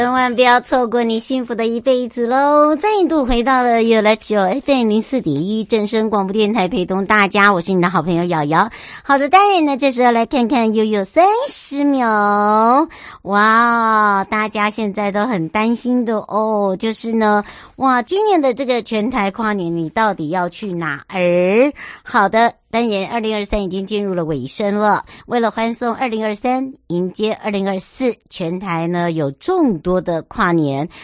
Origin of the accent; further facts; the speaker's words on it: Huadong Valley, eastern Taiwan, Taiwan; moved away; 我的故乡，华东纵谷